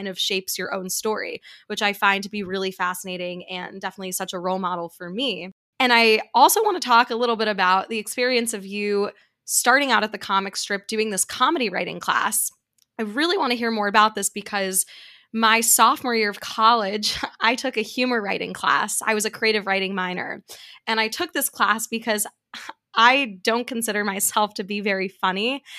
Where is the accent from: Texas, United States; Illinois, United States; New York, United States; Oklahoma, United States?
New York, United States; New York City; there's certain things that I got away with growing up in New York City that I wrote about that I thought was hilarious